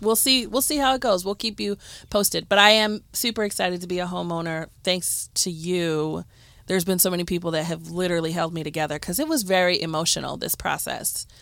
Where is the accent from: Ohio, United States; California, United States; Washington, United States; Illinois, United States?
Ohio, United States; Cleveland; growing up in Cleveland